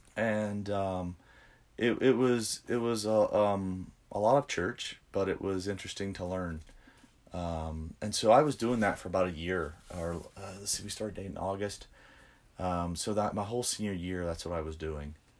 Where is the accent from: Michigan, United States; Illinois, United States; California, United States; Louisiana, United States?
Louisiana, United States; Central; moved away; I'm from Louisiana originally, so um, yeah. Um, grew up in Baton Rouge, Louisiana, a little town called Central